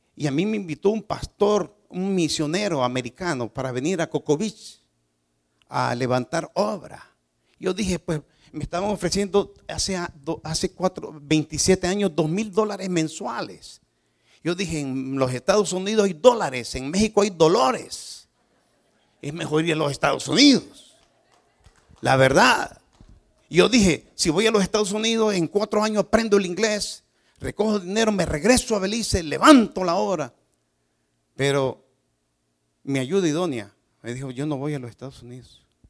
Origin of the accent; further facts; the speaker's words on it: Nicaragua; moved away; Yo soy nicaragüense.